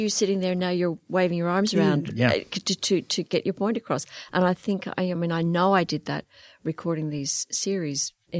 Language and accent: English; Northern Ireland, United Kingdom; born there; I mean, you probably hear I have a slight accent. I was born in Northern Ireland, so I have a little bit of an accent.